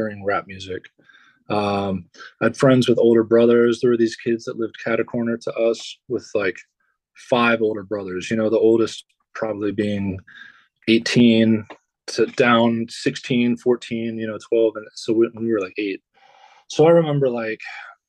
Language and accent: English; Dayton, Ohio, United States; I'm born and raised in Dayton, Ohio. It's where I live currently.